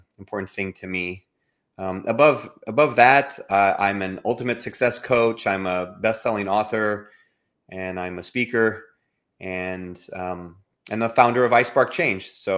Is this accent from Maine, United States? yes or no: no; Los Angeles, California, United States; now in Houston, United States; I currently live in outside of Houston, Texas. I'm originally from Southern California, from Los Angeles